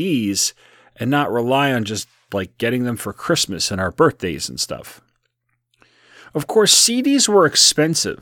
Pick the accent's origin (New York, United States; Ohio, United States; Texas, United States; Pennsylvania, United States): New York, United States; South Shore of Long Island; my hometown on the South Shore of Long Island